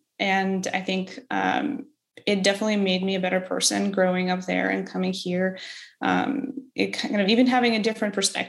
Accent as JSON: {"language": "English", "town": "Odesa", "region": "Odesa Oblast", "country": "Ukraine", "tie": "born or raised there", "second_language": "English", "said": "I actually continue going to Odessa frequently. I've been freelancing before I started my recent job. I've been freelancing for 3 years and spent a lot of time back at home. My family still lives there."}